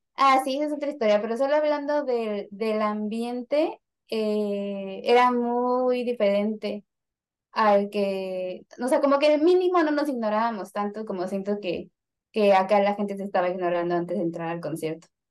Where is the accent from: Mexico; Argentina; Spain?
Mexico; Somos mexicanos